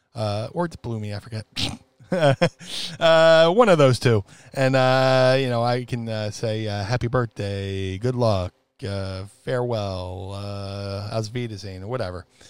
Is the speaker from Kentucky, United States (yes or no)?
no; Atlantic City, New Jersey, United States; growing up in Atlantic City